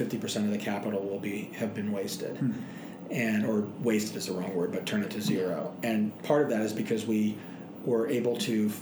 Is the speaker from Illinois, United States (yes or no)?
no; Dallas, Texas, United States; also born or lived in Boston, Massachusetts; now in Boulder, United States; I grew up in Dallas